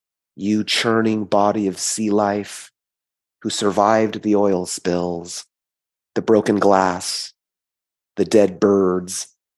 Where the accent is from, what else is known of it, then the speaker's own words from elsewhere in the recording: California, United States; also born or lived in South Korea; before I came to California, I was born in South Korea and adopted at 10 months.